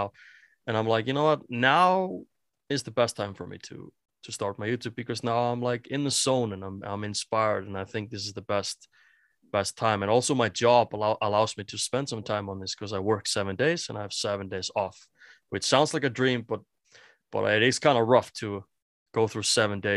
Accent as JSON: {"language": "English", "country": "Iceland", "first_language": "Icelandic", "second_language": "English", "said": "I'm from Iceland"}